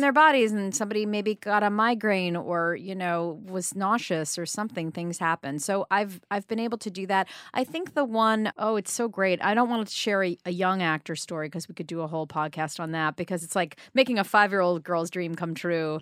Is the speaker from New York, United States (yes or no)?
yes; New York City, New York, United States; I grew up on the Upper East Side